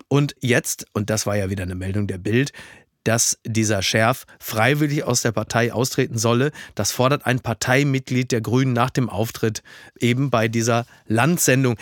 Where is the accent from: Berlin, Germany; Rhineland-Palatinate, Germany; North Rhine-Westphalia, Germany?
North Rhine-Westphalia, Germany; Castrop-Rauxel; in Castor Brauxel, wo, wo ich herkomme